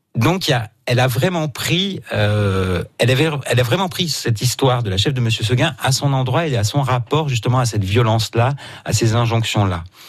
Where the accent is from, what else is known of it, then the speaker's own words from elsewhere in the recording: Marseille, Provence-Alpes-Côte d'Azur, France; je suis né à Marseille, euh, je suis né en Provence